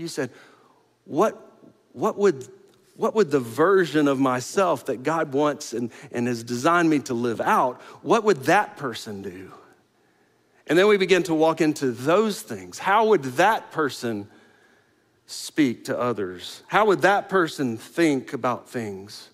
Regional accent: the Panhandle of Florida, United States; now in Houston, United States; I grew up in the Panhandle of Florida. Not right on the coast, but pretty close to the coast

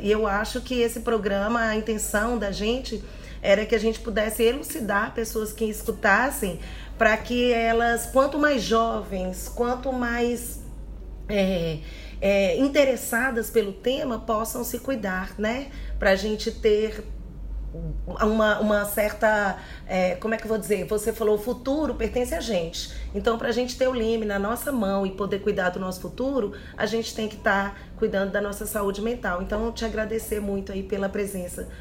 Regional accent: Minas Gerais, Brazil; como uma boa mineira que sou, criada por Pais mineiros

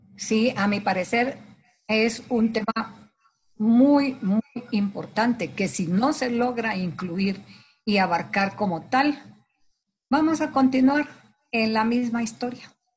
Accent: Guatemala; como guatemalteca

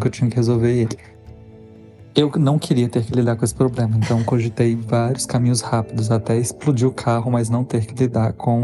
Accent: Belo Horizonte, Minas Gerais, Brazil; moved away as an adult; also born or lived in São Paulo; eu sou de BH

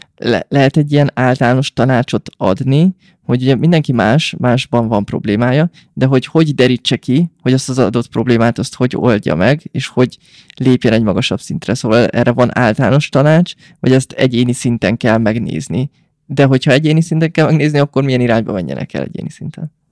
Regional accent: Hungary; nekünk, mint magyarok

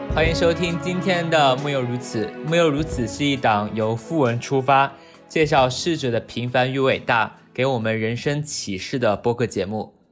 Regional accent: Wuhan, Hubei, China; now in New York, United States; 我来自武汉，现在生活在纽约，在一家小的银行做关于股票衍生品相关的工作

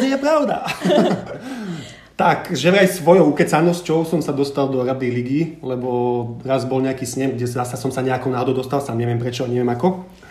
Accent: Žilina Region, Slovakia; ja som vlastne zo Škerdy

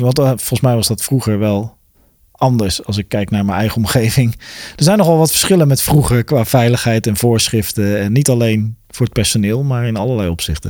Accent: Westland, South Holland, Netherlands; ik kom zelf uit het Westland

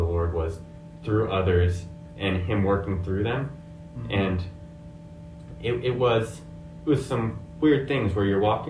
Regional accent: Japan; now in United States; Growing up in Japan, where there isn't really any Christianity there

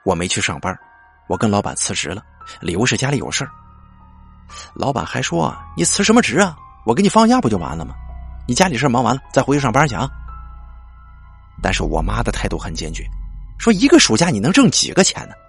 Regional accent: Anhui, China; 可是我家是安徽的，这个人呢在河南，忒远了。

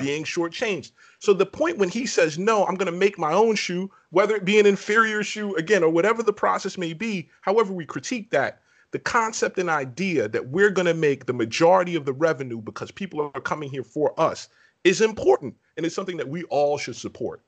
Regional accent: New York City, New York, United States; now in Virginia, United States; I'm originally from Brooklyn, New York

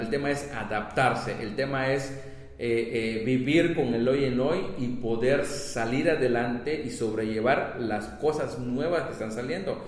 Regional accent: Campeche, Mexico; somos de Campeche

